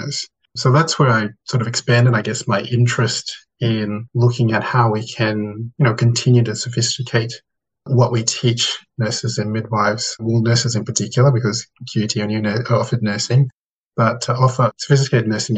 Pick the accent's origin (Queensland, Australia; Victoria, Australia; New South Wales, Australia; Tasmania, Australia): Queensland, Australia; Thursday Island; I grew up on Waibeni or Thursday Island or TI with my seven siblings, many cousins, and broader extended family.